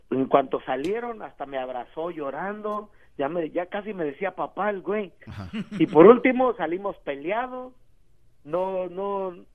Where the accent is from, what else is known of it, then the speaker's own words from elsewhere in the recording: Mexico; No, pues yo saqué mi, mi matrícula consular porque soy mexicano